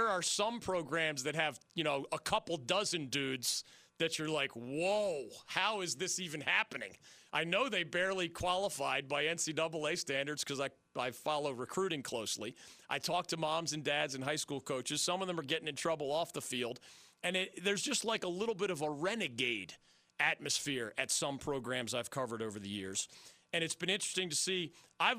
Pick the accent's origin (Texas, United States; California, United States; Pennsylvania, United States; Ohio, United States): Pennsylvania, United States; I grew up in Pennsylvania.